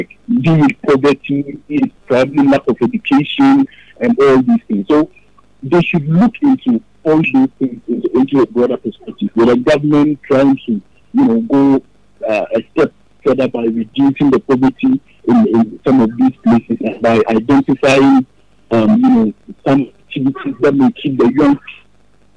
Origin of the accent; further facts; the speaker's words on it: Ghana; as a Ghanaian